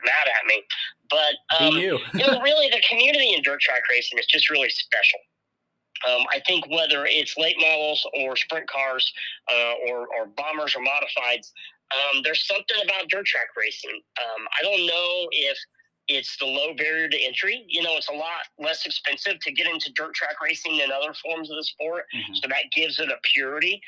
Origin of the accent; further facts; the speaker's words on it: Indianapolis, Indiana, United States; I grew up born and raised in Indianapolis